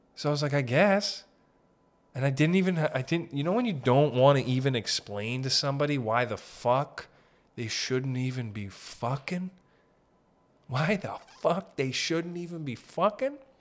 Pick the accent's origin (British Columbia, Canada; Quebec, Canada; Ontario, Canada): Ontario, Canada; Sault Ste. Marie; we're from Sault Ste. Marie up north